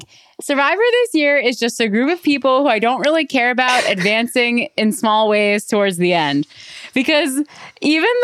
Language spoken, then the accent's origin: English; Canada; I'm Canadian.